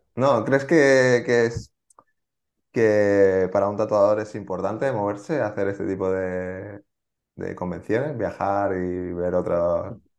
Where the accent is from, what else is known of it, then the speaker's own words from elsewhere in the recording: Barcelona, Catalonia, Spain; porque yo soy de Barcelona